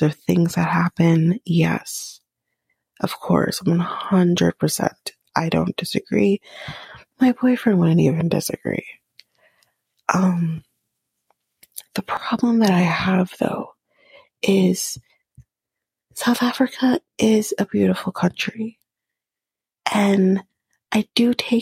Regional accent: near Toronto, Ontario, Canada; we're from Ontario, near Toronto. We don't live in Toronto, but we're near Toronto

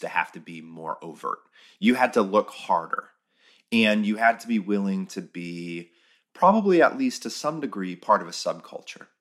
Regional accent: United States; as an American

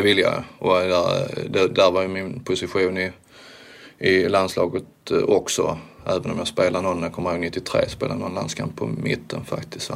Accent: Sweden; som svensk då, som första svensk

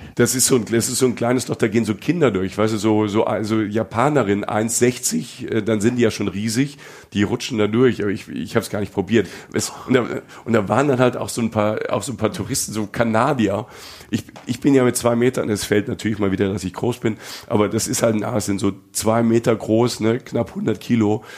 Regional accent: Germany; bei uns in Deutschland

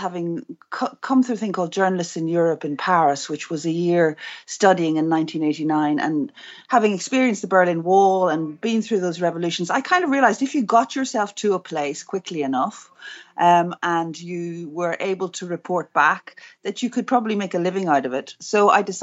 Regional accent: Belfast, Northern Ireland, United Kingdom; I grew up in Belfast

